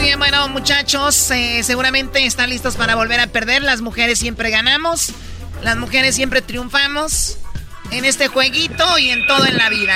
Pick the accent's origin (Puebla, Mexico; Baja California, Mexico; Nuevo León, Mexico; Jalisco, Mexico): Jalisco, Mexico; Tepatitlán; soy de Tepatitlán